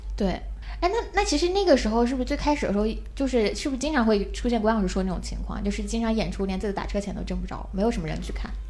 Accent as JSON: {"language": "Chinese", "region": "southern China", "country": "China", "said": "我是南方人"}